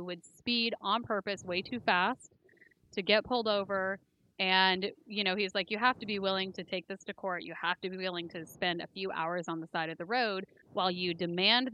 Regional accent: Southern Humboldt County, California, United States; growing up in Humboldt County, and especially in southern Humboldt County

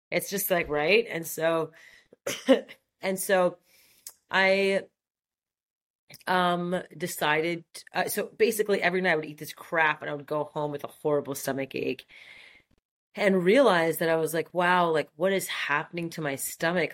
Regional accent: Montreal, Quebec, Canada; accent: French; first language French; English is a second language; moved away as an adult; Grew up in, in Montreal, super French part of Montreal, Brossard, and um, yeah, it's where I spent the first eighteen years of my life

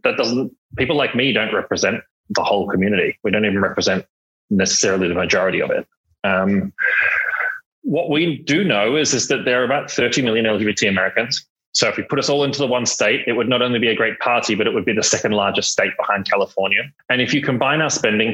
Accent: Australia; moved away as an adult; also born or lived in London; I grew up in Australia, spent 15 years in London

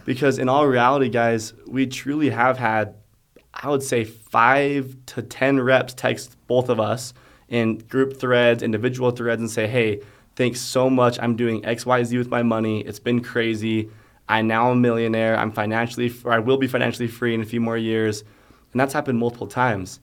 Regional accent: Alpine, United States; Growing up in Alpine, I had a lot of people that knew a lot

